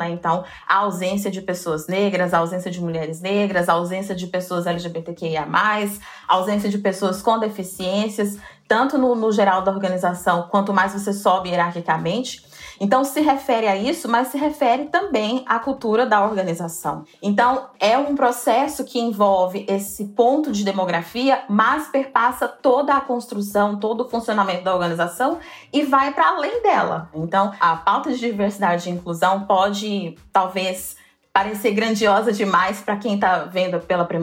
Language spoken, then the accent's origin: Portuguese; Goiânia, Goiás, Brazil; now in São Paulo, Brazil; eu sou de Goiânia, moro atualmente em São Paulo, vim para São Paulo em 2017.